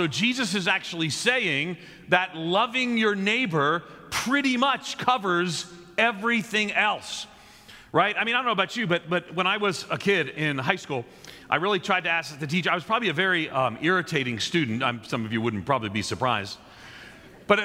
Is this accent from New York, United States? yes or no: yes; Long Island, just outside New York City, United States; also born or lived in Nashville; now in Chicago, United States; I grew up on just outside of New York City on Long Island in an Irish Catholic neighborhood